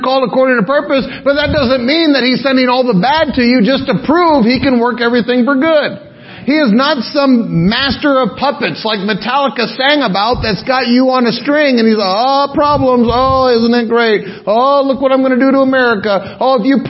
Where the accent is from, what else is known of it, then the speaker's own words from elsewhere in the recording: Pearl City, Hawaii, United States; from Pearl City